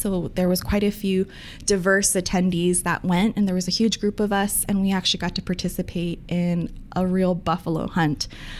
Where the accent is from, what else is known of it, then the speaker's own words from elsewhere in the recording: Honolulu, Hawaii, United States; moved away as an adult; also born or lived in Wahiawa, Hawaii / Greeley, Colorado; now in Aurora, United States; I'm from a small town in Waihoa, near the north shore of Oahu, but I grew up actually in Kohala, Kaimuki